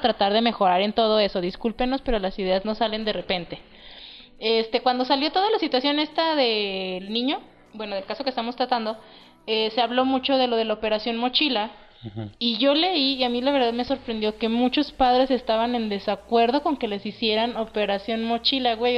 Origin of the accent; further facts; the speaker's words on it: Durango, Mexico; somos de Durango